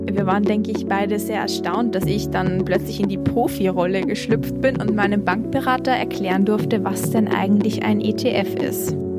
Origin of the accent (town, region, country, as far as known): Austria